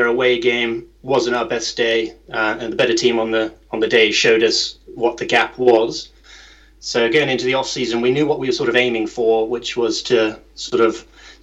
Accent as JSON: {"language": "English", "area": "just outside Boston", "region": "Massachusetts", "country": "United States", "tie": "born or raised there", "moved": "as an adult", "lives_now": "Bournemouth, United Kingdom", "said": "I grew up in America, just outside Boston in Massachusetts."}